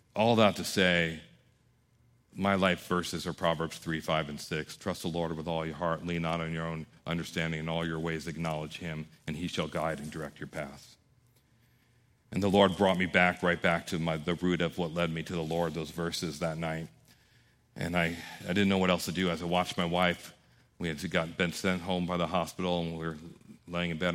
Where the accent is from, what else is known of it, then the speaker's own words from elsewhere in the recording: New York, United States; I was raised by Italians in New York